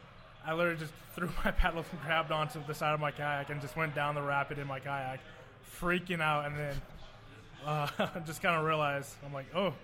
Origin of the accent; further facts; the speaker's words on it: Las Vegas, Nevada, United States; also born or lived in Oregon; now in Detroit, United States; it's kind of a Vegas thing too, especially growing up there.